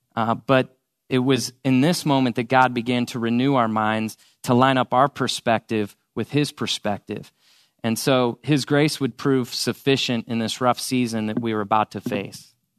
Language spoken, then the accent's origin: English; St. Louis, Missouri, United States; moved away as an adult; also born or lived in Columbia, Missouri; now in Dallas, United States; I grew up in Saint Louis, Missouri.